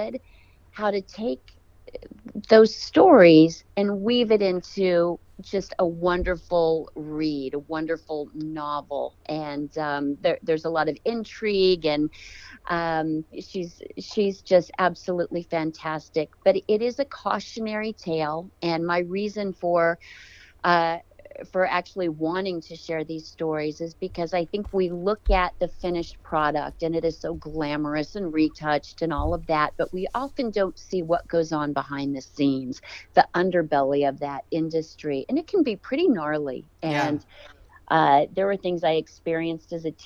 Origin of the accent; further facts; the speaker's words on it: California, United States; I grew up in California